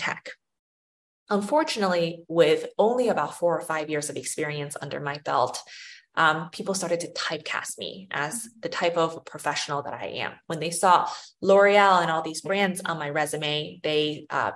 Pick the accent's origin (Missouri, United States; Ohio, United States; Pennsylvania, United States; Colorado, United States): Missouri, United States; St. Louis; also born or lived in China; I was born in China and I moved to St. Louis, Missouri when I was 8 or 9 years old, and then grew up there in the Midwest